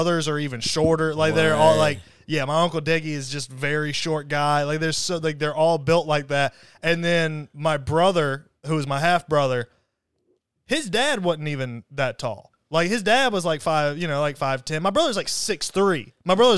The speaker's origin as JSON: {"language": "English", "region": "the South", "country": "United States", "tie": "born or raised there", "said": "growing up in the South"}